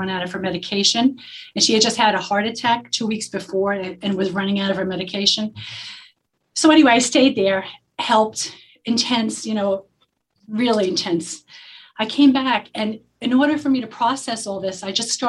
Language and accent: English; New York City, New York, United States; also born or lived in Lower Manhattan; And I grew up in the Bronx, but then we moved to Lower Manhattan, right by the World Trade Center.